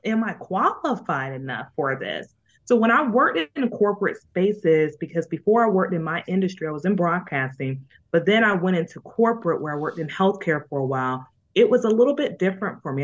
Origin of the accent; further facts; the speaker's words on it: Jacksonville, Florida, United States; moved away; also born or lived in Bronx, New York; I lived in the Boogie Down Bronx, but I am a native of Duval